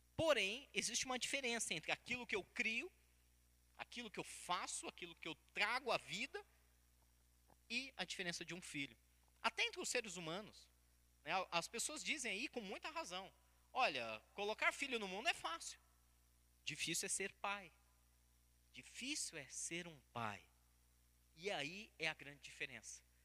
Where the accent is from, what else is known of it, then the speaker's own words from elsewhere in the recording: Brazil; Como bons brasileiros